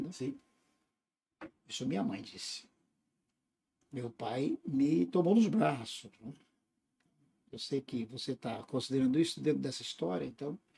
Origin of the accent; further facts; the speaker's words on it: Tumiritinga, Minas Gerais, Brazil; born there; um vilarejo, né? que é, ficou como a minha cidade natal no meu documento, né? chama Tumiritinga essa cidade.